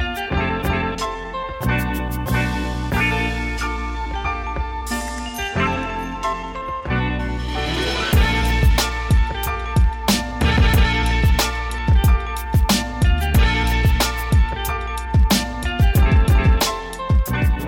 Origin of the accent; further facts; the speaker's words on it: Chicago, Illinois, United States; also born or lived in Memphis / New York; I pretty much grew up in Chicago. I was born in Memphis and raised in Chicago